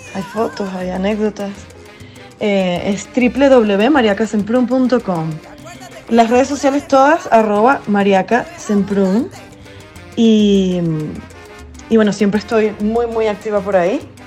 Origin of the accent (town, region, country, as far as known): Venezuela; moved away